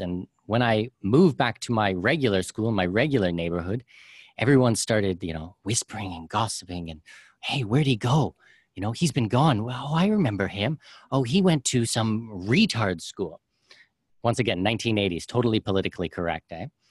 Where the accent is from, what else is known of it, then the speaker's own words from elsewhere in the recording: Canada; moved away; I'm a Canadian and our taxes are ridiculous there.